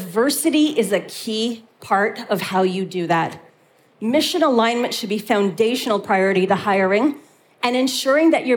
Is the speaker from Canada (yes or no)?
yes; Canada; moved away as an adult; now in Europe; being a Canadian who moved to Europe in order to build an organization